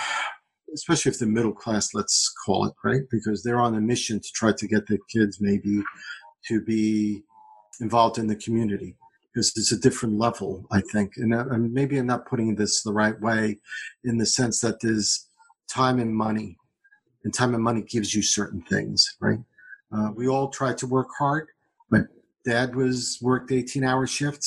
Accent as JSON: {"language": "English", "town": "New York City", "region": "New York", "country": "United States", "tie": "born or raised there", "moved": "as an adult", "lives_now": "Peachtree Corners, United States", "said": "I come from New York, from Brooklyn. I grew up first generation American"}